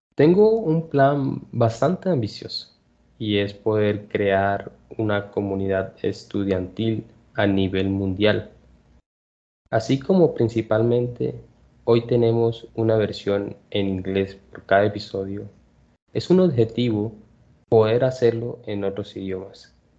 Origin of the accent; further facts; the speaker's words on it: Colombia; Nací en Colombia